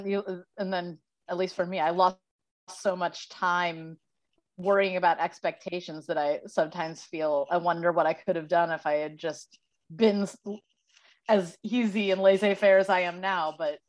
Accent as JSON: {"language": "English", "town": "St. Louis", "region": "Missouri", "country": "United States", "tie": "born or raised there", "lives_now": "Los Angeles, United States", "said": "It's set in St. Louis, which is my hometown. And most people, like living in LA now, 30, unmarried, still dating, that's the norm."}